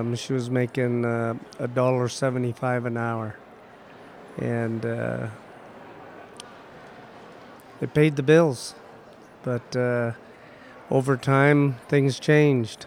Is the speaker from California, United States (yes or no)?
no; Utqiagvik, Alaska, United States; ever since I can remember, I've always lived in Barrow, Alaska, all my life. Raised by a single mother